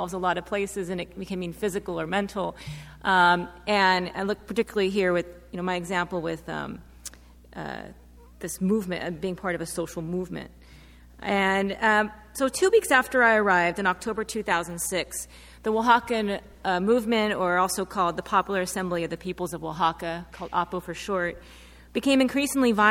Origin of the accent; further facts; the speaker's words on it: United States; a white feminist researcher from the U.S. doing research in Mexico